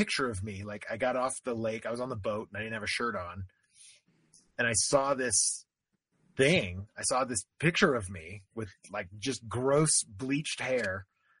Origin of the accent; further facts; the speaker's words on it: Florida, United States; I grew up in Florida